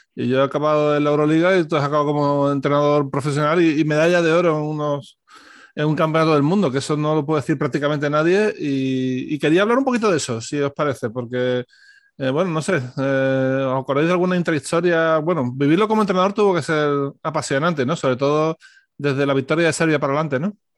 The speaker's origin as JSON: {"language": "Spanish", "town": "Seville", "region": "Andalusia", "country": "Spain", "said": "Los dos somos sevillanos"}